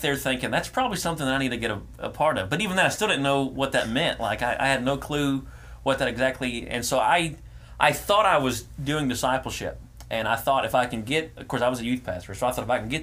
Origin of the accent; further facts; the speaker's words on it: Lumberton, Texas, United States; also born or lived in Silsbee, Texas; Lumberton, which is my hometown.